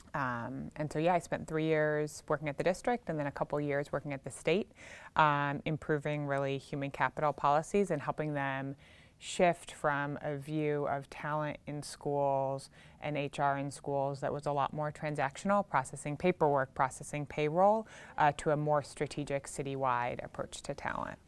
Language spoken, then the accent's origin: English; Chicago, Illinois, United States; moved away as an adult; also born or lived in Louisiana; in the eighties growing up in Chicago myself